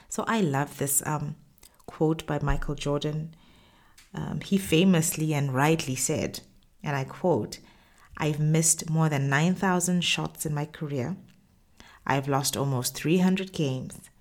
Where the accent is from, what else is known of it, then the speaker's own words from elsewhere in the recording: Botswana; moved away as an adult; also born or lived in Middle East; my home country, Botswana